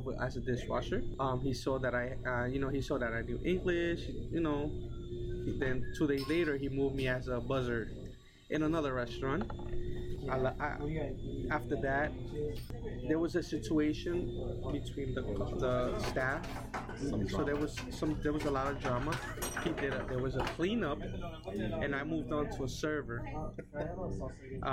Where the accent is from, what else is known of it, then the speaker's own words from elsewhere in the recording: United States; I was born here